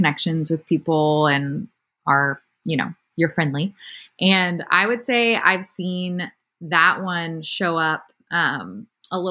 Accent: Austin, Texas, United States; I grew up in Austin

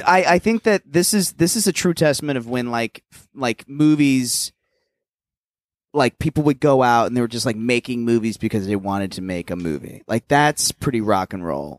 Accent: Plano, Texas, United States; moved away as an adult; also born or lived in New York; My hometown was famous for heroin at one point.

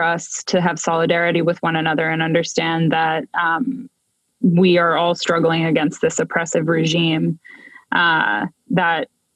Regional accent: Armenia; moved away as an adult; also born or lived in Ireland; now in United States; I didn't grow up in the US, I grew up in Armenia.

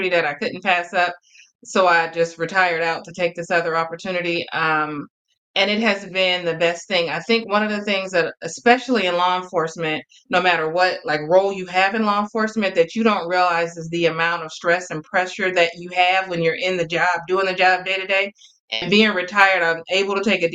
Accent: Oakland, California, United States; moved away as an adult; now in Fresno County, United States; I am from Oakland. Born and raised in Oakland.

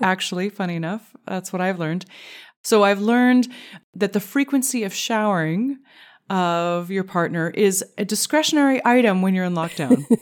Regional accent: Canada; as a Canadian

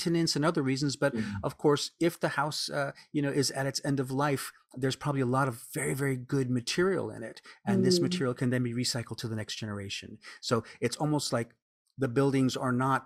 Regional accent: New Orleans, Louisiana, United States; moved away as an adult; now in Japan; I'm American from New Orleans in Louisiana in the South

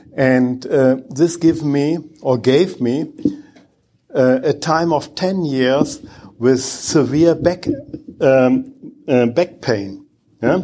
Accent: Bochum, North Rhine-Westphalia, Germany; English is a second language; I'm coming from Bochum in Germany

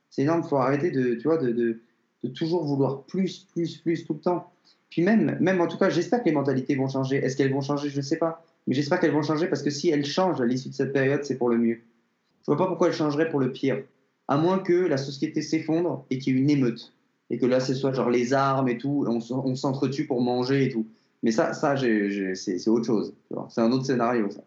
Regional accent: Paris, Île-de-France, France; moved away as an adult; also born or lived in Montreal; je viens de Paris

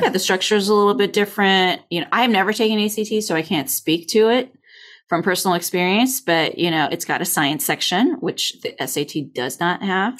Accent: California, United States; I'm from California

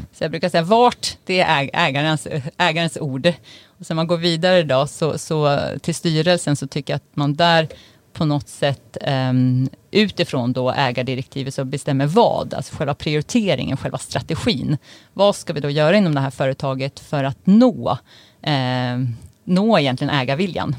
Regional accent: Uppsala, Uppsala County, Sweden; jag är ju uppvuxen i Uppsala

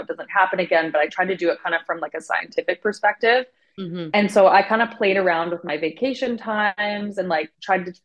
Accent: Vancouver, British Columbia, Canada; also born or lived in Cancun; I ended up coming back to my hometown, Vancouver

